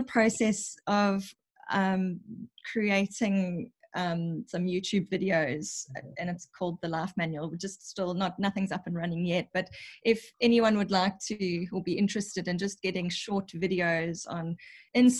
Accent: South Africa; I'm South African.

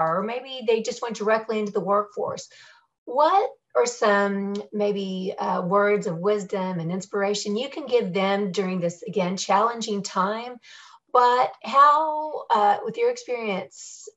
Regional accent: Texas, United States; as a Texan

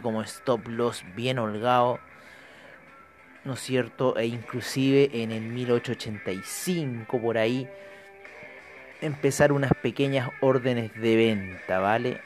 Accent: Chile; mi país, Chile

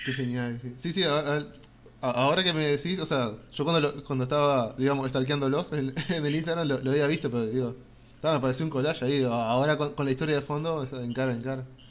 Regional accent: Uruguay; yo como, como uruguayo, yo tuve que ir hasta cierto grado de liceo y estudiar historia uruguaya

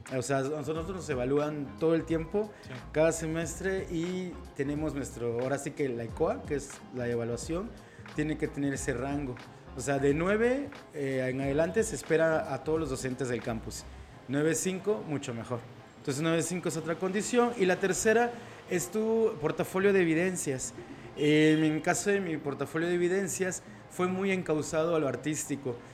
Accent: Mexico

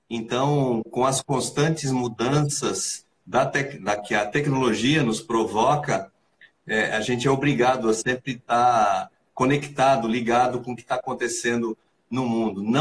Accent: Santa Catarina, Brazil; É, sou de Santa Catarina, então demorou até fazer conexão com, com Belo Horizonte, né?

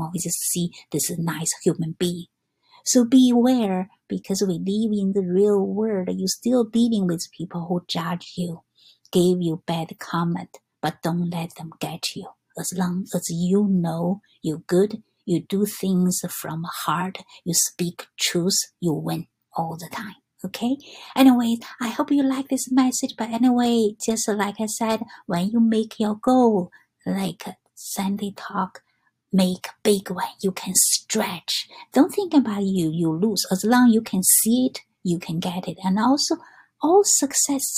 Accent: China; English is a second language; now in New York, United States; I'm come from China

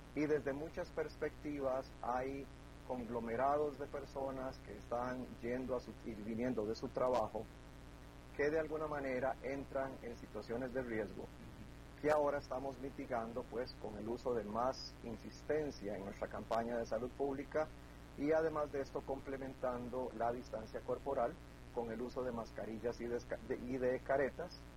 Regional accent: Costa Rica; los costarricenses somos un poquito testarudos

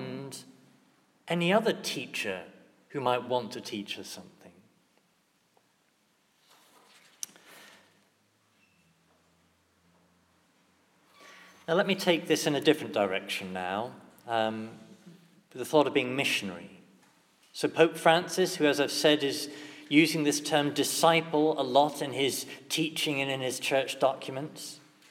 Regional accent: England, United Kingdom; as English Catholics

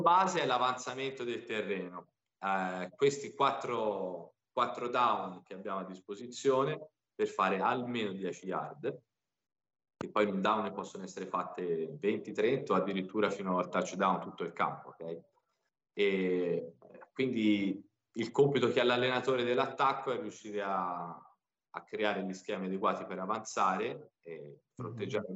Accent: Pisa, Tuscany, Italy; also born or lived in Milan; E sono nato a Pisa e vivo a Pisa

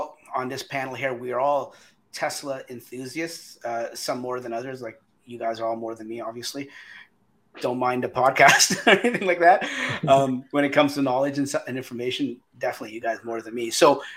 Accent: Canada; we're all Canadian

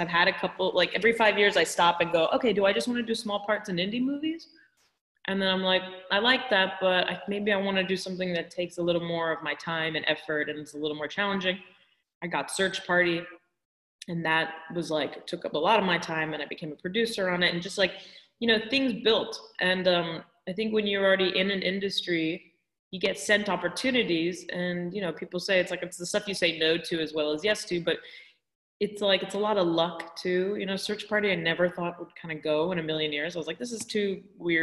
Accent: California, United States; I was born and raised in California

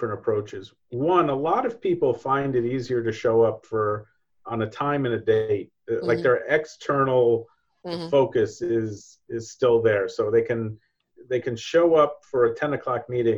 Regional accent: New York, United States; being a New Yorker, being an American businessman

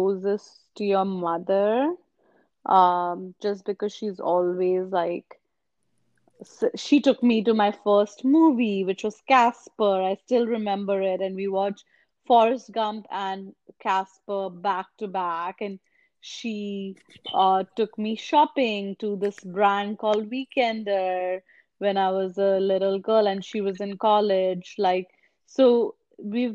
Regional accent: India; now in Toronto, Canada; we grew up in India where, like, we didn't really play sports.

